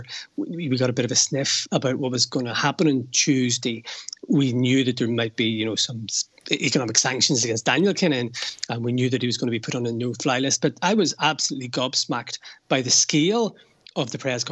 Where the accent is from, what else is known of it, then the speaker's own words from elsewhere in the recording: Belfast, Northern Ireland, United Kingdom; now in Dublin, Ireland; I'm from Belfast. I grew up with the troubles, seeing soldiers in the streets.